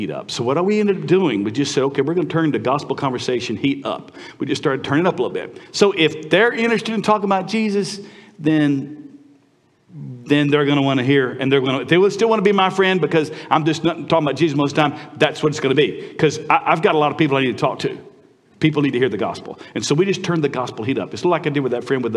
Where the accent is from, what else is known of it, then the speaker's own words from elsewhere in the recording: United States; moved away as an adult; also born or lived in Vietnam; as an American